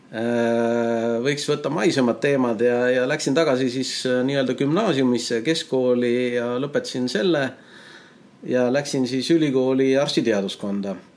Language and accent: Estonian; Tallinn, Harju County, Estonia; also born or lived in Tartu; täiesti tavaline Tallinna poiss, eks ole, ja, ja, ja siin vaikselt toimetanud, elanud terve elu Tallinnas